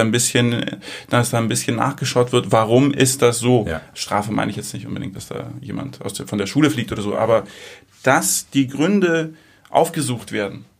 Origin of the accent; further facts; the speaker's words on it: Germany; moved away; also born or lived in Greece; Bin in Deutschland aufgewachsen